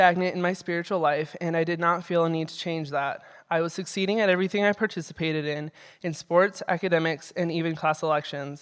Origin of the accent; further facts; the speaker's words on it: Belgrade, Montana, United States; I grew up in Belgrade and attended Belgrade Public School for the first few years of my education.